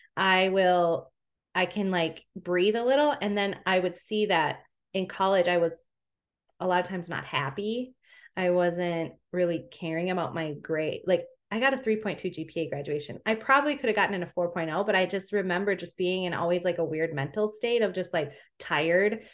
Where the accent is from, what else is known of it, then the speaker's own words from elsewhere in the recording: Minneapolis, Minnesota, United States; So I'm from Minnesota